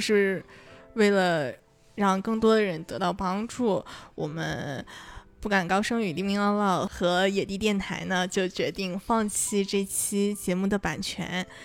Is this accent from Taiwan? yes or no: no; Northeast China, China; accent: Northeastern dialect; 用我们东北话说哈，那个状态叫拧巴